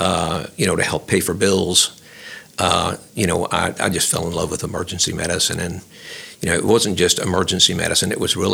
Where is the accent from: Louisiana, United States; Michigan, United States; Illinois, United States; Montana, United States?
Louisiana, United States; Lafayette; I was born and raised in Lafayette